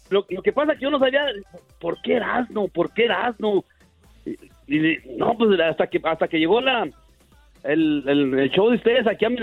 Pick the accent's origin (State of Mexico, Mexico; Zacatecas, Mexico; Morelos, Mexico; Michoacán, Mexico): Zacatecas, Mexico; Nieves; born there; Yo, yo nací en 1973